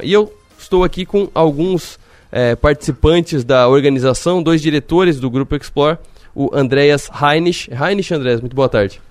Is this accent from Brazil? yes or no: yes; Brazil; nós que somos brasileiros, eu puxo muito daqui de Criciúma